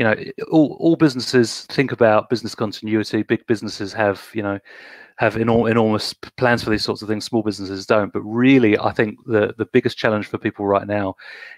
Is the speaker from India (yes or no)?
no; United Kingdom; moved away as an adult; now in New Zealand; I'm British, been in New Zealand for 15 years